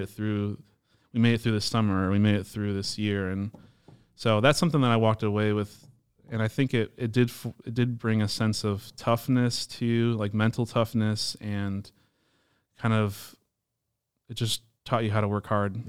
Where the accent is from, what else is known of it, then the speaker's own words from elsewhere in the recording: Palatine, Illinois, United States; also born or lived in Hoffman Estates / West Dundee; so I'm local. We, we grew up in Palatine our whole lives.